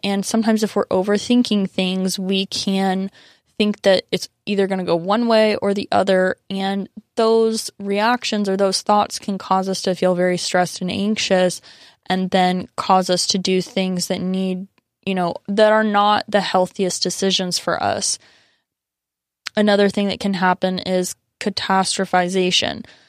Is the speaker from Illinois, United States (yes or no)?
no; San Diego, California, United States; my roots are definitely like very firmly in San Diego. Like I consider myself very Southern Californian and, you know, really grew up in this culture